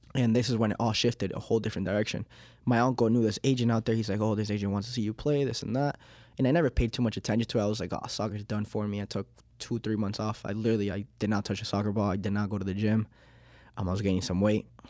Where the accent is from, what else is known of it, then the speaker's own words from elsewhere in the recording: Miami, Florida, United States; accent: Miami; English is a second language; also born or lived in Uruguay; now in Leominster, United States; I was born in Uruguay in nineteen ninety-eight, um, and in two thousand and two, when I was, like, three years old, um, I think it was three, yeah, three years old, um, we, uh, we moved to Miami, Florida